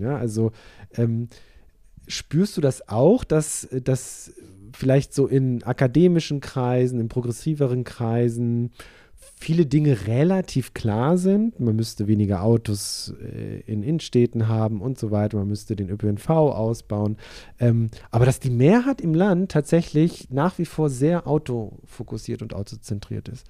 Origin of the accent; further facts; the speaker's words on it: Wolfsburg, Lower Saxony, Germany; meine Heimatstadt.